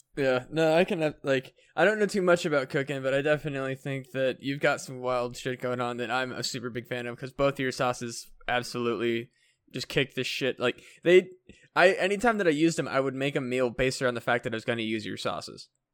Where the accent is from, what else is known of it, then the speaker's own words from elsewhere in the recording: United States; I'm an American boy